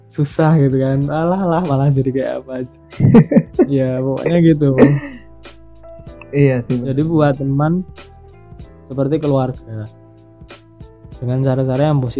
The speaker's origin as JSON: {"language": "Indonesian", "region": "Riau", "country": "Indonesia", "tie": "born or raised there", "said": "misalnya kita dari kecil kita hidup di Riau misalnya kayak aku di sana pasti aku punya trauma-trauma kecil"}